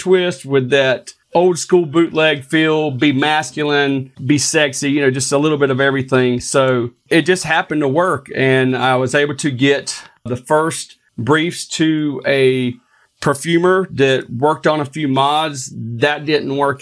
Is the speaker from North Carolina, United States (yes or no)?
yes; North Carolina, United States; something from North Carolina, my hometown